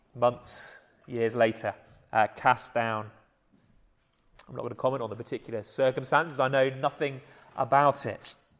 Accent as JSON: {"language": "English", "region": "England", "country": "United Kingdom", "accent": "English", "said": "my English accent"}